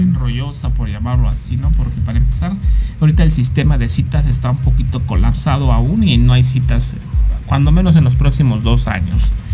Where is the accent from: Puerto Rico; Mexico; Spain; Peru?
Mexico; nosotros como mexicanos